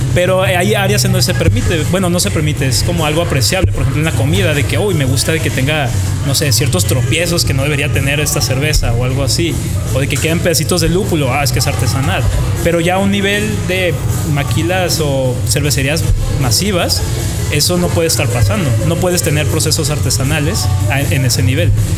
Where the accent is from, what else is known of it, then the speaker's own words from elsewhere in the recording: Tijuana, Baja California, Mexico; Yo soy de Tijuana, tengo 28